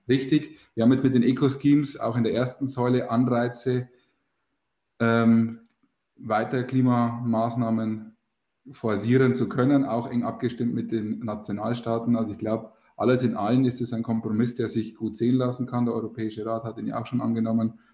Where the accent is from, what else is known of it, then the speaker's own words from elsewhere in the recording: Bavaria, Germany; Bei uns in Bayern